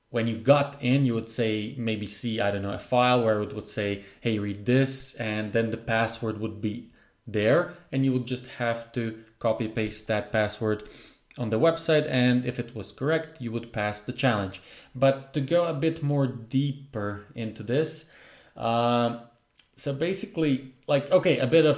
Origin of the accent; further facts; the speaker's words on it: Croatia; I'm from Croatia in a very, I would say, remote place.